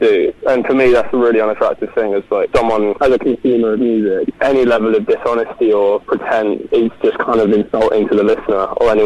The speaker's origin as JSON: {"language": "English", "region": "London", "country": "United Kingdom", "tie": "born or raised there", "also_born_or_lived": "Brixton", "said": "I'm originally from Streatham, which is just up the hill from Brixton"}